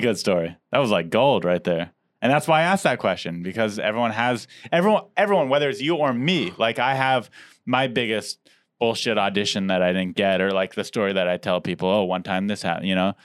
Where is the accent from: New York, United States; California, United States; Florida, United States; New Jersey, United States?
California, United States; San Diego; I grew up in Diego